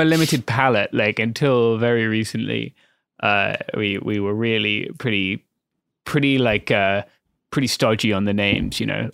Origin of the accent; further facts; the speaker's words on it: United Kingdom; as a British person